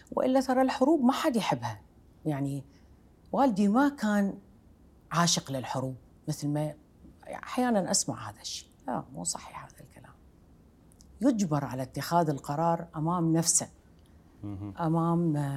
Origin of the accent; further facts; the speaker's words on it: Iraq; moved away as an adult; أنا عراقية وربيت في بيت يذكر العراق كعنوان كبير